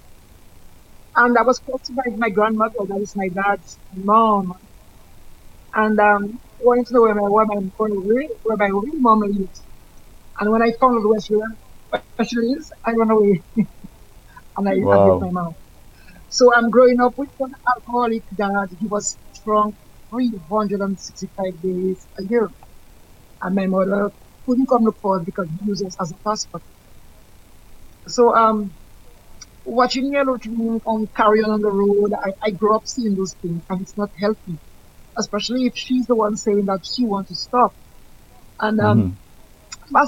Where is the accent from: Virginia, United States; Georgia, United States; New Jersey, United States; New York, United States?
Georgia, United States; I was born in Georgia and I'm still living in Georgia.